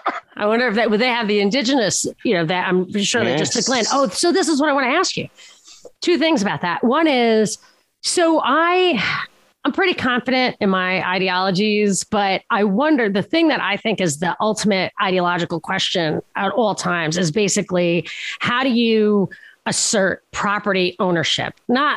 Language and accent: English; Brooklyn, New York, United States; They're on Long Island, I think. I'm from Brooklyn.